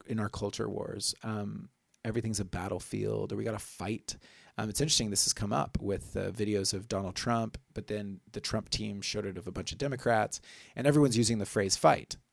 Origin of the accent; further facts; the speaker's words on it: Oklahoma, United States; my home state, Oklahoma